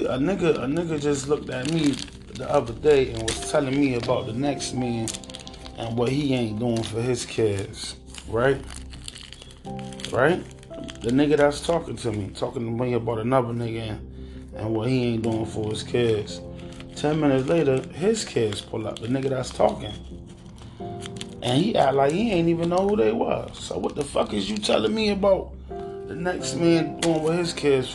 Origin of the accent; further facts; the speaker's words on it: Hartford, Connecticut, United States; This is my hometown, my home state